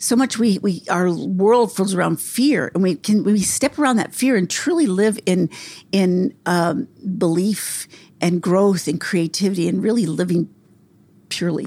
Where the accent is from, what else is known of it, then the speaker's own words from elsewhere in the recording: New Mexico, United States; I'm from New Mexico